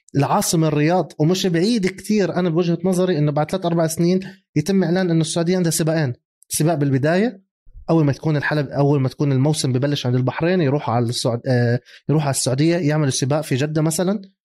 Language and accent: Arabic; Jordan; احنا عندنا بالاردن